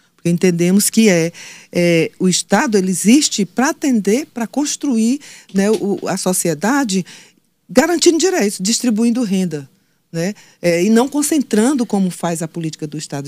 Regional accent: Floriano, Piauí, Brazil; eu sou de Floriano

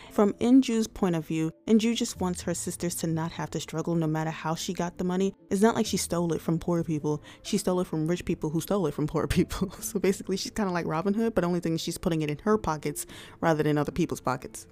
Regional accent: United States; I am an American.

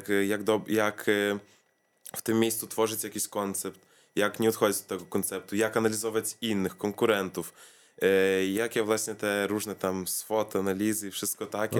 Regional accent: Vilnius, Vilnius County, Lithuania; also born or lived in Kaunas; z Wilna wyjechałem do Kowna na 3 lata

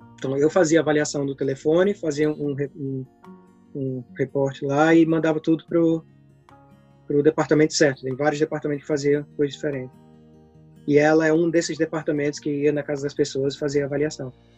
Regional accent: Brazil; moved away as an adult; now in Worthing, United Kingdom; depois que eu saí do Brasil

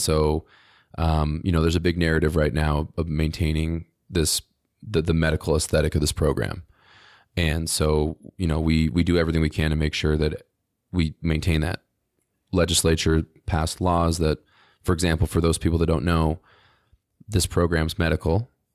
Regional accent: New Jersey, United States; now in Utah, United States; I'm from New Jersey originally

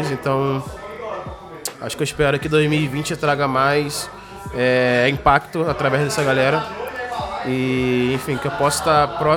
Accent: Maringá, Paraná, Brazil; now in São Paulo, Brazil; É, eu vim lá do Paraná, Maringá.

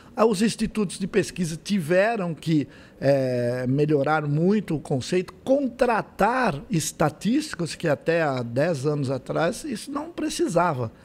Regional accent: Santo André, São Paulo, Brazil; now in São José do Rio Preto, Brazil; nasci em Santo André

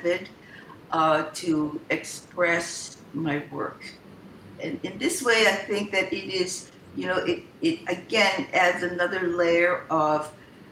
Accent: Hawaii, United States; I was born in Hawaii

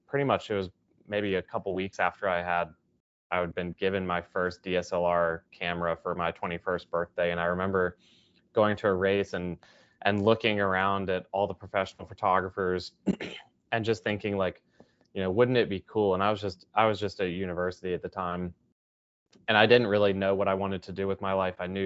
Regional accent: Charlotte, North Carolina, United States; my hometown of Charlotte is known for NASCAR

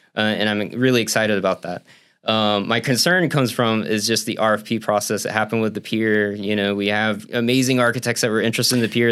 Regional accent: Central Florida, United States; now in St. Petersburg, United States; I'm from Central Florida.

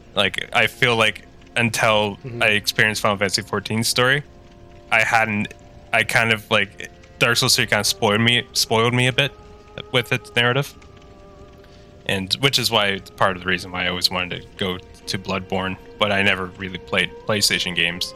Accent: Tweed, Ontario, Canada; moved away as an adult; now in Ottawa, Canada; I am from the uh, great town of Tweed

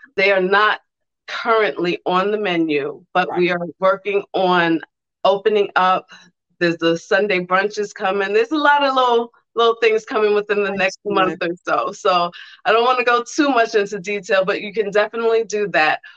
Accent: New York City, New York, United States; now in Columbus, United States; I'm from Brooklyn

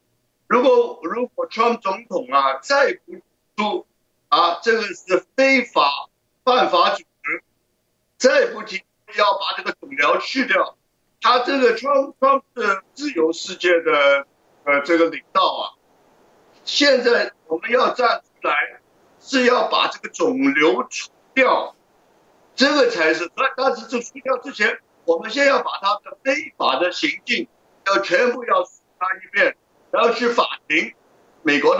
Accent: Hong Kong; moved away as an adult; also born or lived in Shanghai, China / Beijing, China / New York, United States; 我呢就在上海出生，七岁到香港，小学、中学基本上在香港读的，大学来来来了美国。那么我二十一岁就出来做生意了，呃，大概一生人七十一年呢。在香港大概是三十年，在中国大陆二十

